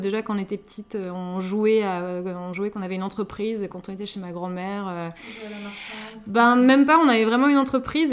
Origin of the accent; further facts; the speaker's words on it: Lille, Hauts-de-France, France; moved away as an adult; now in Paris, France; on est toutes les deux originaires du Nord, donc on est sœurs, hein, donc voilà, nous avons grandi ensemble.